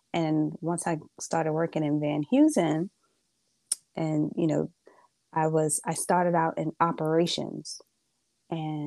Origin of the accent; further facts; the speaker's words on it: New York City, New York, United States; also born or lived in Bronx; I am Brooklyn, born and raised. I am a Brooklyn girl